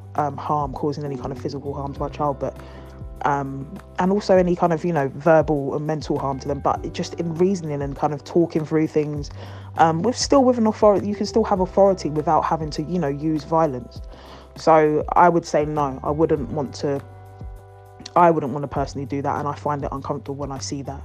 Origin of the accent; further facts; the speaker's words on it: Ghana; I'm from Ghana